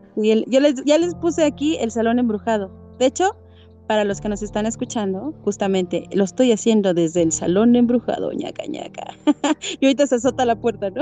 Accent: Hidalgo, Mexico; yo soy hidalguense

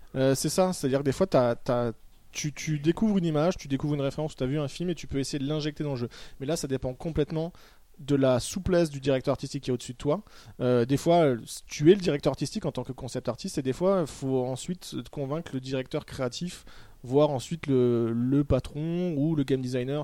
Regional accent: Toulouse, Occitania, France; je suis né à Toulouse

